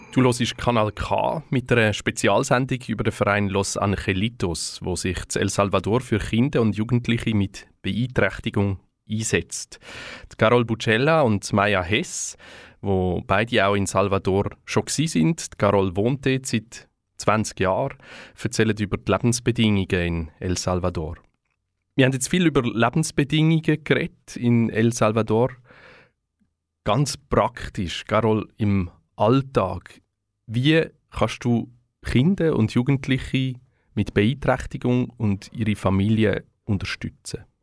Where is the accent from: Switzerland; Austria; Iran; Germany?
Switzerland; Bei uns in der Schweiz